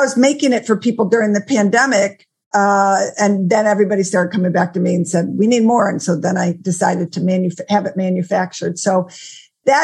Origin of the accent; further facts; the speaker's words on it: Buffalo, New York, United States; my hometown of Buffalo, New York